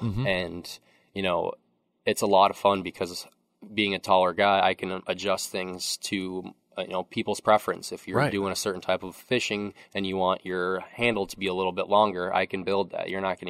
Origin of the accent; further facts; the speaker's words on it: Osceola, United States; I grew up in Osceola.